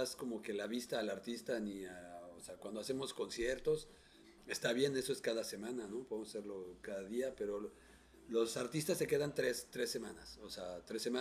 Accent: Mexico; moved away; yo que soy mexicano.

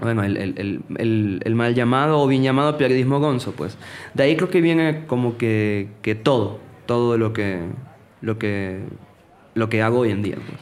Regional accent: Venezuela; moved away; en mi ciudad, yo soy de Venezuela

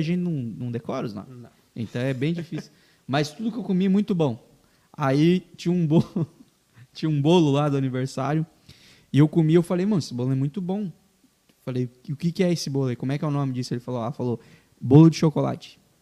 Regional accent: interior of Paraná, Brazil; now in Joinville, Brazil; eu sou paranaense, né? Vim lá do, do interior do Paraná

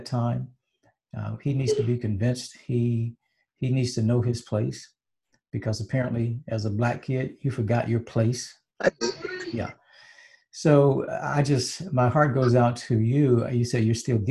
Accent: Hattiesburg, Mississippi, United States; we're all from Mississippi. I'm from Hattiesburg.

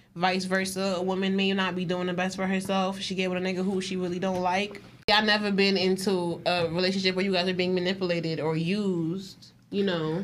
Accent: New York, United States; I'm from New York

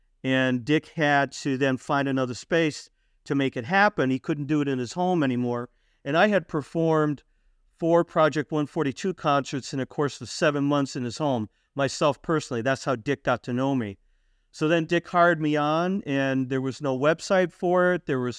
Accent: Norwalk, Connecticut, United States; now in Waterbury, United States; I was born and raised in Norwalk, Connecticut. Actually was a police officer there for about 7 years. And now I'm living up in Waterbury, which is up by Hartford, Connecticut.

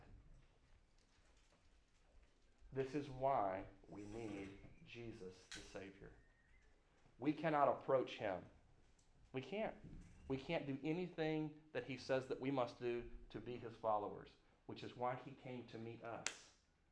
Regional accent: United States; I grew up out in Sand Hill, Pisgah community

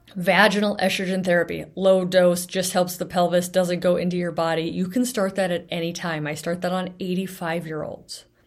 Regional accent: Bellingham, Washington, United States; my hometown of Bellingham

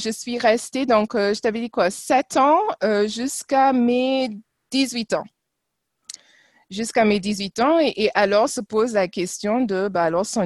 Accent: France; born there; Alors, euh, je vais vous surprendre, mais euh, en fait, je suis née ici. je suis

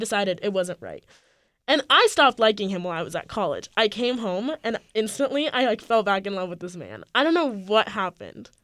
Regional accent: California, United States; moved away as an adult; I am from California

